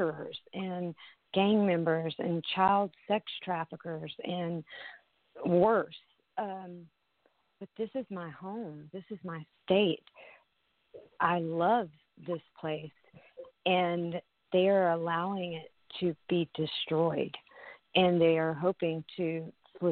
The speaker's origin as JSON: {"language": "English", "region": "Texas", "country": "United States", "said": "I'm a Texan"}